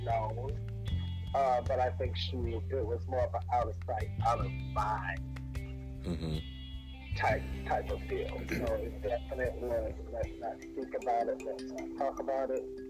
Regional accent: the South, United States; both of my parents were born and raised in Louisiana, so definitely coming from a more religious portion of the South

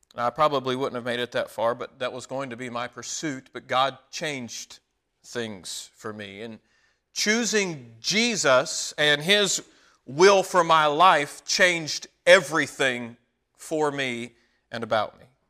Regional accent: Walkertown, North Carolina, United States; Whenever I was a teenager, my family moved to a little town called Walkertown, North Carolina.

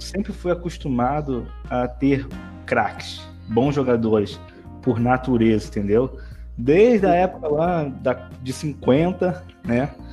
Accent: Rio de Janeiro, Brazil; sou do Rio de Janeiro

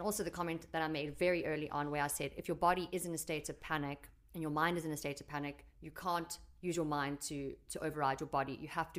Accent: United Kingdom; Yeah, I'm British on me mum.

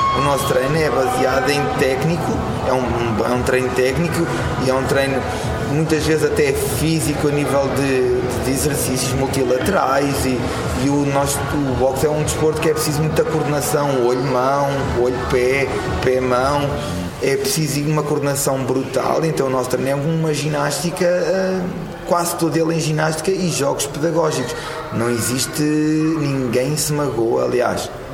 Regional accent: Odivelas, Lisbon, Portugal; eu e o meu irmão nós nascemos aqui na, aqui no, na Codivela, que é Odivelas, que é aqui muito perto daqui

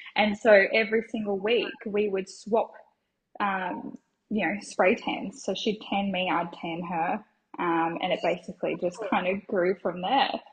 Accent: Logan, Queensland, Australia; I grew up on the south side of Brisbane, so in Logan area

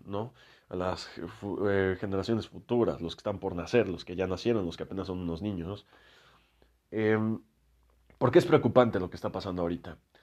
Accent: Mexico; yo soy de México

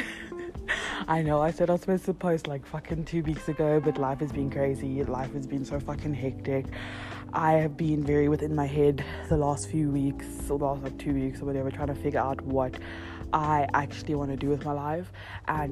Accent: Johannesburg, Gauteng, South Africa; also born or lived in Cape Town; now in Johannesburg, South Africa; I grew up in Joburg.

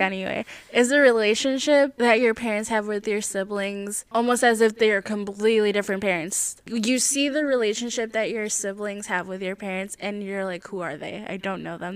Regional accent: Midwest, United States; what possessed our family to come to the Midwest

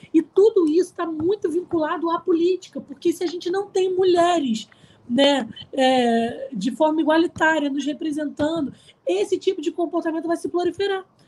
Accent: Araruama, Rio de Janeiro, Brazil; na cidade onde eu nasci, em Araruama

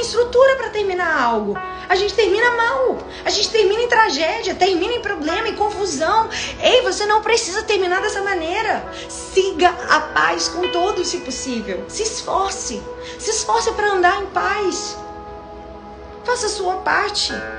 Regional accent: Brazil

